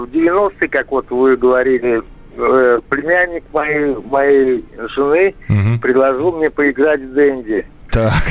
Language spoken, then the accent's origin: Russian; Moscow, Russia; я из Москвы.